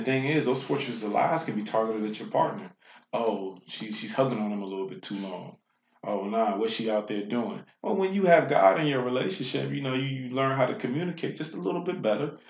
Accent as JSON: {"language": "English", "town": "Washington", "region": "District of Columbia", "country": "United States", "tie": "born or raised there", "said": "a man born and raised in Washington, D.C."}